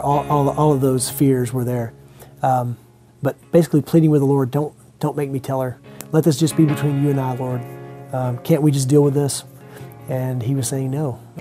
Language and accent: English; Longview, United States; I'm from Longview.